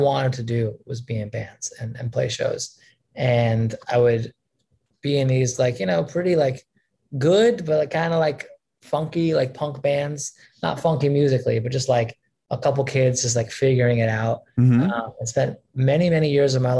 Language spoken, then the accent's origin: English; Long Island, New York, United States; also born or lived in Brooklyn, New York; now in Manhattan, United States; I grew up in Long Island mostly, and then spent a couple of years in Brooklyn, and then I've been living in Manhattan for the last many years